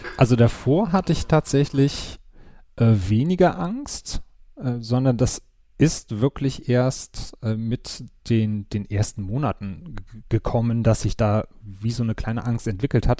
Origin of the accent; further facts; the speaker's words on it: Wuppertal, North Rhine-Westphalia, Germany; moved away as an adult; now in Cologne, Germany; Komme gebürtig aus Wuppertal, wohne jetzt seit äh, knapp